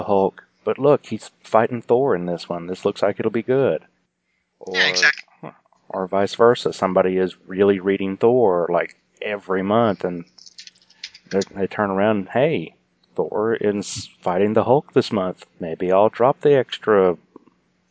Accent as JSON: {"language": "English", "region": "Oklahoma", "country": "United States", "said": "I'm from Oklahoma"}